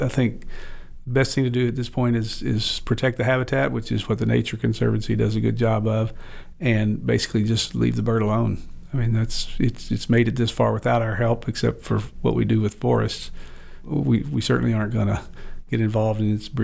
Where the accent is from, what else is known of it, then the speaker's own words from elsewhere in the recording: Arkansas, United States; I grew up in Arkansas